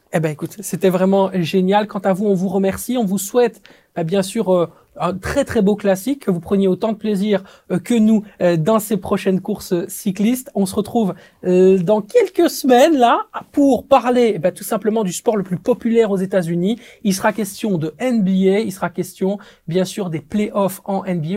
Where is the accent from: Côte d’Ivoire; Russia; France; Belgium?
Belgium